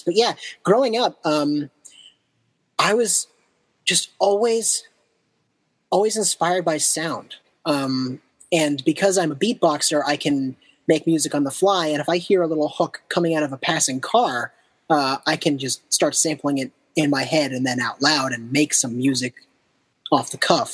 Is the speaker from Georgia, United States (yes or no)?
no; outside of Boston, Massachusetts, United States; also born or lived in Japan; now in Brooklyn, United States; I grew up outside of Boston